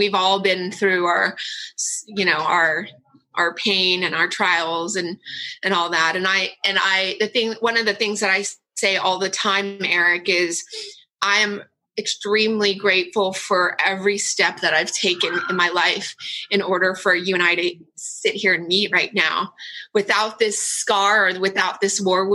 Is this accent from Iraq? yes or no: no; Orange County, California, United States; also born or lived in Vietnam; I was born in Vietnam and I was so lucky that I was sponsored and we got to the OC. So I've been in Orange County for over 40 years